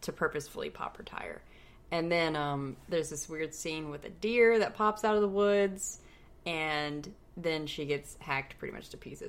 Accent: the South, United States; we are from the South

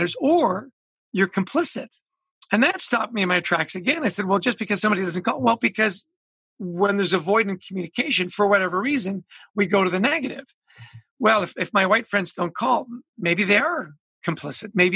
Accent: Canada; moved away as an adult; now in United States; I grew up in Canada

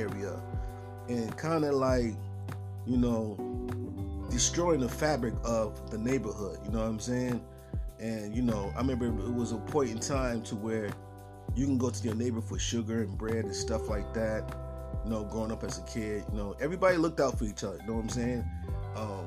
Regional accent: Buffalo, New York, United States; now in Tennessee, United States; I grew up in Buffalo, New York, man, upstate New York

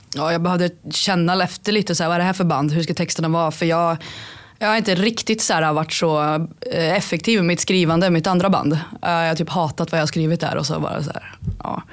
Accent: Karlstad, Värmland, Sweden; Jag är 28, är från Karlstad

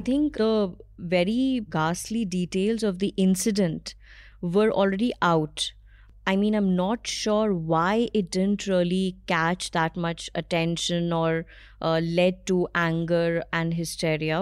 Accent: Allahabad, Uttar Pradesh, India; moved away as an adult; now in Delhi, India; I moved from my hometown, um, Allahabad, to Delhi.

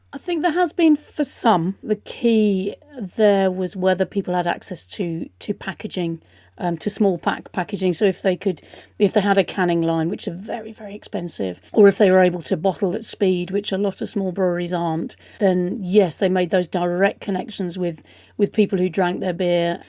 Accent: United Kingdom; we can rightly be proud of as British people

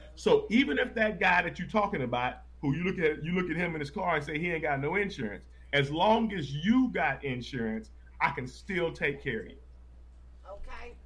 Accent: Texas, United States; now in St. Louis, United States; I'm born and raised in Texas.

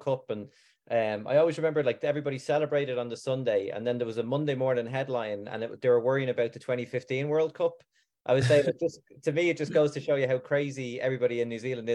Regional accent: Ireland; also born or lived in Auckland; I'm from Ireland originally

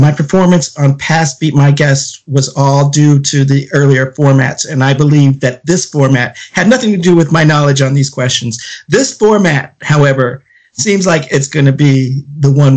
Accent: United States; I am American

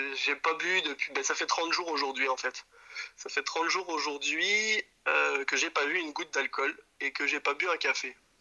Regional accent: Jura, Bourgogne-Franche-Comté, France; moved away as an adult; now in Brussels, Belgium; on vient effectivement du Jura, j'ai grandi dans la montagne avec des animaux

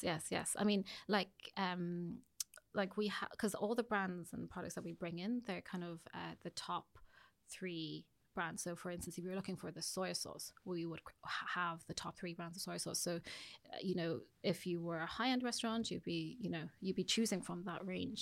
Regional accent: Ireland; also born or lived in United Kingdom; I would say that I'm pretty Irish. I mean, when I came here, I mean, I started my primary school here.

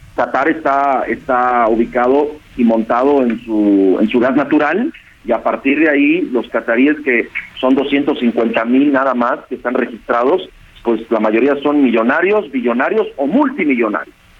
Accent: Mexico; nosotros como, como mexicanos

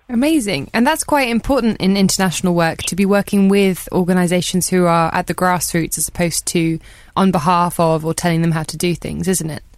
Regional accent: Brighton, South East England, United Kingdom; I'm from Brighton

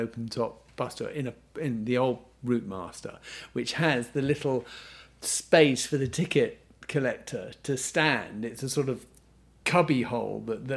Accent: England, United Kingdom; we were just English, you know, and I grew up feeling thoroughly English.

